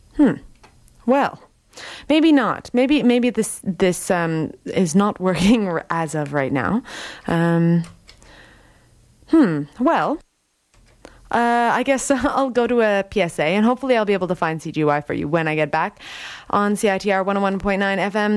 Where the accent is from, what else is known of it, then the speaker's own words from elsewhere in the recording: Ontario, Canada; also born or lived in Toronto; now in Vancouver, Canada; I'm coming from Ontario